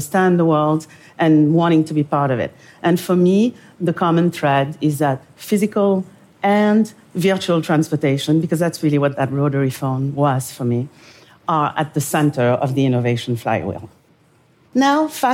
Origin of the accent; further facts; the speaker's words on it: Senegal; moved away; also born or lived in Paris, France; I am from Senegal, West Africa.